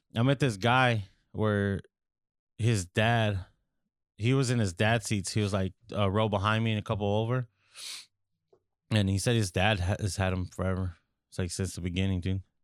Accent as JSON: {"language": "English", "region": "California", "country": "United States", "said": "We're from California"}